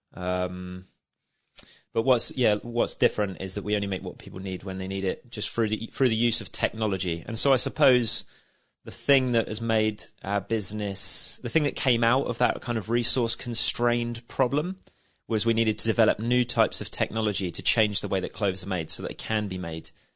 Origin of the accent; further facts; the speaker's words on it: Shanklin, South East England, United Kingdom; I'm nineteen and I'm from Shanklin